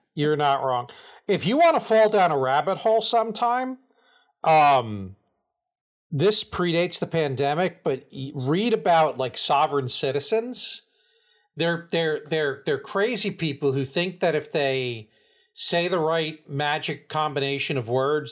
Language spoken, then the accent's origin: English; New Jersey, United States; accent: Jersey; we're from Jersey.